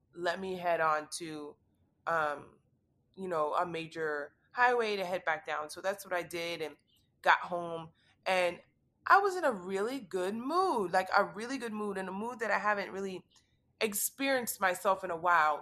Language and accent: English; Miami, Florida, United States; I'm born and raised in Miami